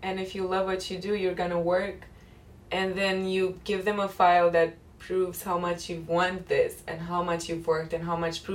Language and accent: English; Romania; English is a second language; moved away as an adult; now in New York, United States; I've just left Romania for a year